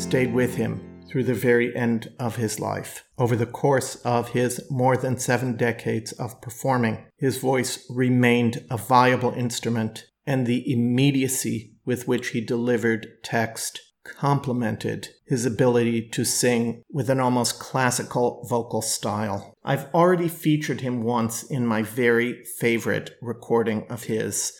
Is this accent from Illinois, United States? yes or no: no; Milwaukee, Wisconsin, United States; Milwaukee is my hometown